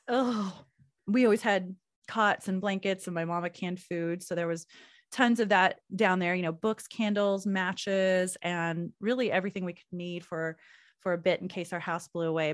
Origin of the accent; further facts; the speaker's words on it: Oklahoma, United States; moved away; I moved away from Oklahoma.